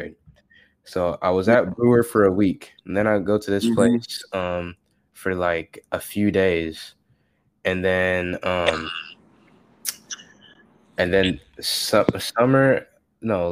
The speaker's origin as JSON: {"language": "English", "country": "United States", "also_born_or_lived": "Africa", "said": "going there as an American"}